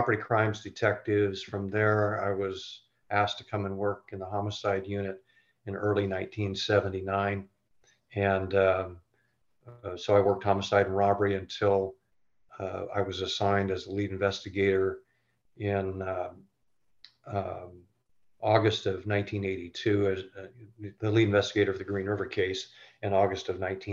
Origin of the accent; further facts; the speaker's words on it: Renton, Washington, United States; I grew up in East Renton